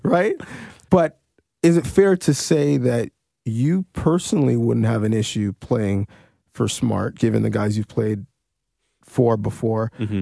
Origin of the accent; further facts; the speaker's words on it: Canada; as Canadians